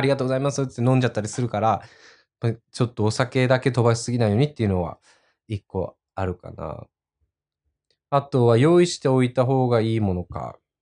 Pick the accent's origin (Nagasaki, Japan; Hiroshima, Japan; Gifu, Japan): Nagasaki, Japan; accent: Nagasaki dialect; first language Japanese; also born or lived in Tokyo; now in United Kingdom; 長崎出身なので